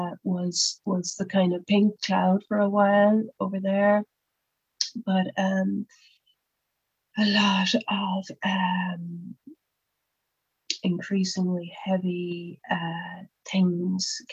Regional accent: Cork, Munster, Ireland; also born or lived in Dublin; when I came back to Cork again after my time in Dublin

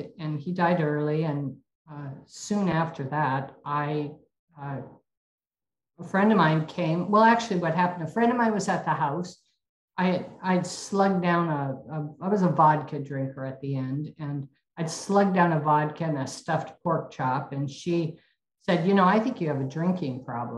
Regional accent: Spokane, Washington, United States; I was born and raised in Spokane, Washington

